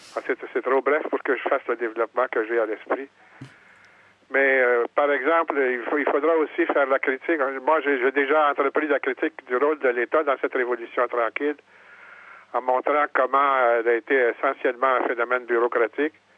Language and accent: French; Quebec, Canada; mon village natal